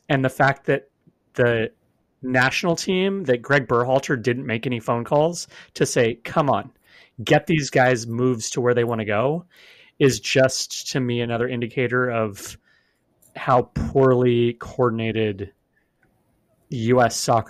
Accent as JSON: {"language": "English", "region": "Oregon", "country": "United States", "said": "I'm from the West Coast. People pronounce my state Oregon, even though there's no A."}